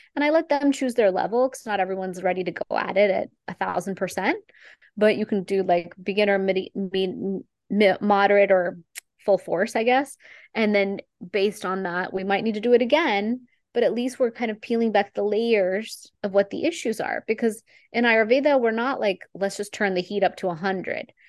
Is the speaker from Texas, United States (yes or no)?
yes; Texas, United States; I am an Indian girl from Texas